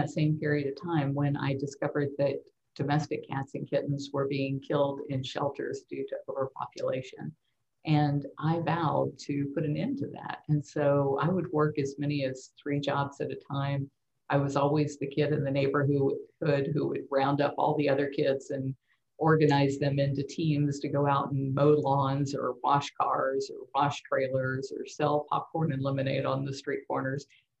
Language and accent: English; Tampa, Florida, United States; also born or lived in San Antonio; I was born at the San Antonio Lackland Air Force Base, and we lived in San Antonio until I was about 3 years old. And then we moved back to Tampa, and we moved so many times.